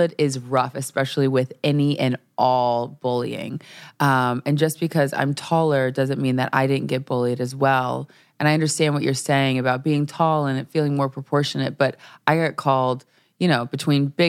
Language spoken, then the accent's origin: English; Nebraska, United States; I'm from Nebraska